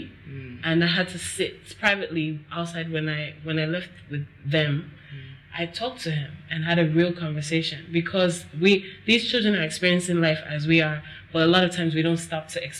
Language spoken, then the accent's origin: English; United States; moved away as an adult; now in Nigeria; I grew up in America